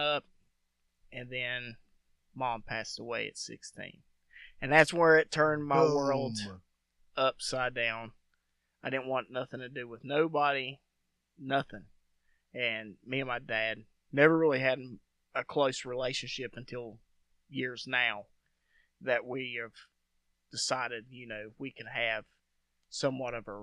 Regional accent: West Virginia, United States; also born or lived in Kansas; I grew up in West Virginia. So when I was like maybe 2 or 3, we moved back to West Virginia

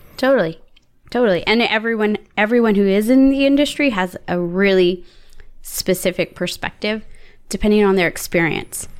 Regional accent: San Antonio, Texas, United States; I grew up in San Antonio

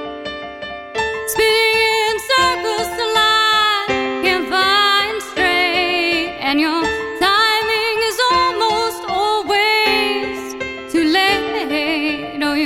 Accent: Mesa, Arizona, United States; I'm from Mesa, Arizona

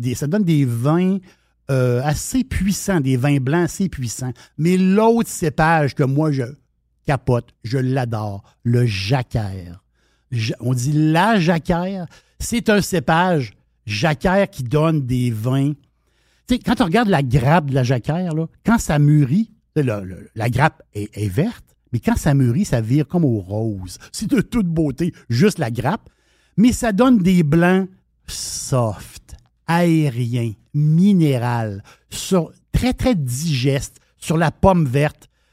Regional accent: Quebec, Canada; nous, Québécois

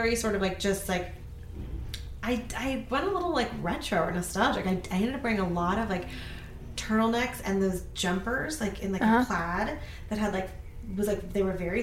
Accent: Los Angeles, California, United States; also born or lived in Columbia, Missouri / New York; So we moved to Los Angeles from New York

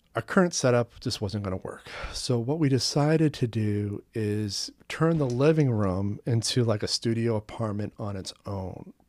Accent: Long Island, Maine, United States; also born or lived in Portland, Maine / Westbrook, Maine; my hometown is Long Island, Maine, which is in Casco Bay in the Gulf of Maine.

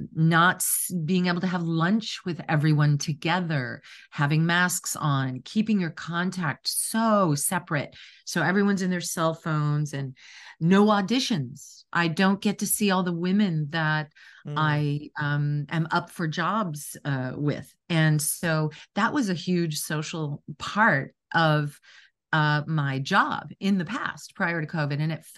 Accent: Wisconsin, United States; I was raised in Wisconsin in a real working class family. No one had gone to college in my immediate family.

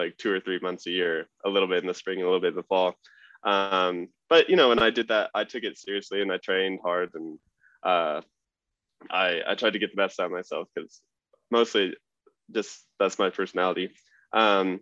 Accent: Vail, Colorado, United States; I grew up in Vail, Colorado

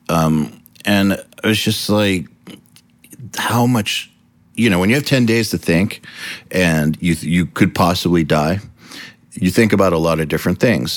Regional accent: United States; being an American

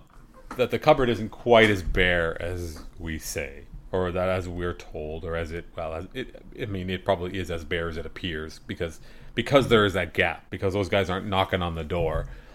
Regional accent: Canada; Even as a Canadian, you know, a baseball icon in Canada

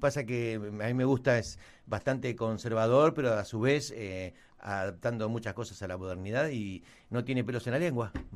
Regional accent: Argentina

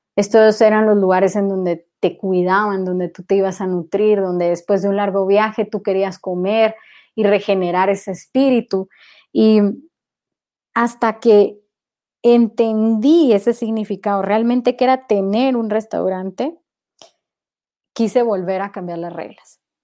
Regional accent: Guatemala; yo nunca salí de Guatemala, todo lo construí desde acá.

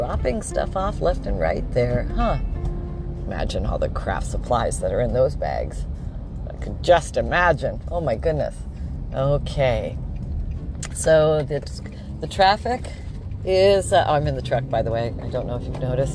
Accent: Canada; now in Florida, United States; I grew up in Canada.

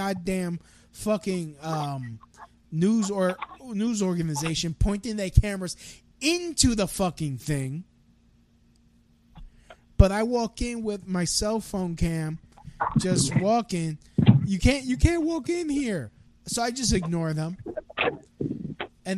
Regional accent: New York, United States; I was born in New York.

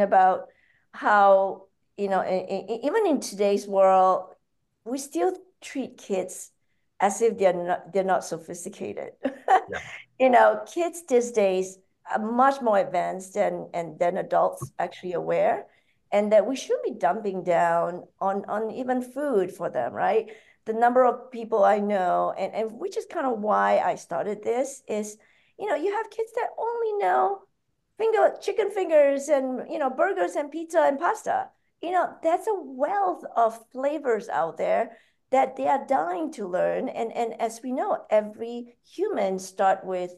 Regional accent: Muar, Johor, Malaysia; moved away as an adult; also born or lived in New Zealand; now in New York, United States; I'm originally from Malaysia. So I grew up there in a town called Muar.

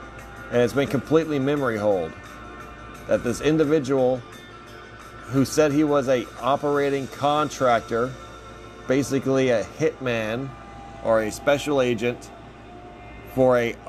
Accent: Texas, United States; a lifelong Texan outside of Houston and San Antonio.

